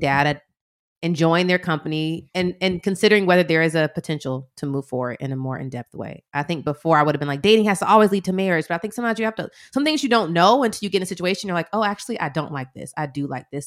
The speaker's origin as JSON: {"language": "English", "town": "Atlanta", "region": "Georgia", "country": "United States", "said": "we're from Atlanta"}